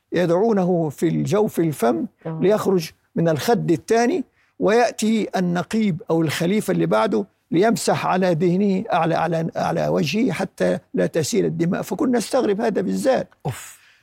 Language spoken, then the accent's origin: Arabic; Khan Yunis, Gaza Strip, Palestine; خان يونس مسقط رأسي